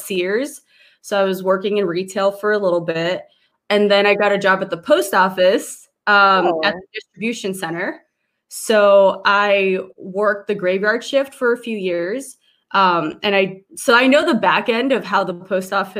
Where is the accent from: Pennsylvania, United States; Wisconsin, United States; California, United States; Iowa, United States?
California, United States; Los Angeles; I was born in Chinatown, Los Angeles